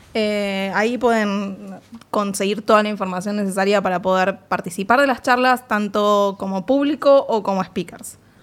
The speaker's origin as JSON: {"language": "Spanish", "country": "Argentina", "said": "como argentinos y argentinas en la industria de videojuegos"}